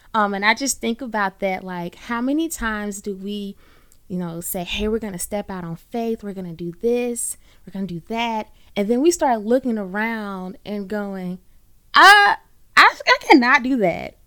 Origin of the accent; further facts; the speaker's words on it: Birmingham, Alabama, United States; I am born and raised in the Magic City, Birmingham, Alabama.